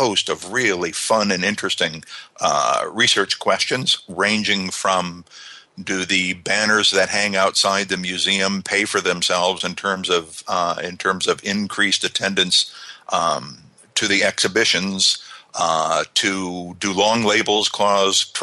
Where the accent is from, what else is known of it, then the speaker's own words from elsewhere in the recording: United States; moved away as an adult; also born or lived in South Island, New Zealand; now in New Zealand; I'm not a Kiwi. I'm an American. I'm a Yank.